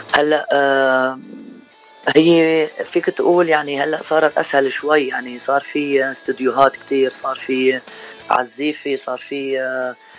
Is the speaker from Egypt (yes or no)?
no; Rableh, Homs Governorate, Syria; moved away as an adult; now in Victorville, United States; من سوريا آه، من منطقه اسمها ربلي بحمص